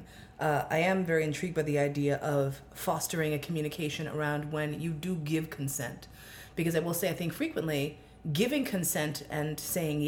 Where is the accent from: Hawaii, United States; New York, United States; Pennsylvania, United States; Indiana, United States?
New York, United States; New York City; I grew up in Manhattan